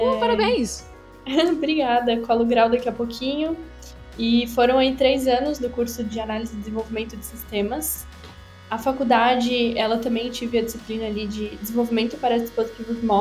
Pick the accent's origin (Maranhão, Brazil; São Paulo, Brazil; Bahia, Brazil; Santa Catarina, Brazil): Santa Catarina, Brazil; Blumenau; tenho 21 anos, sou aqui da cidade de Blumenau, em Santa Catarina